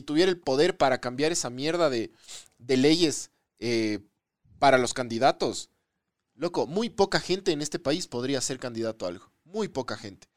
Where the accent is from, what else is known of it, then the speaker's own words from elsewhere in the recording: Ecuador; Nosotros como ecuatorianos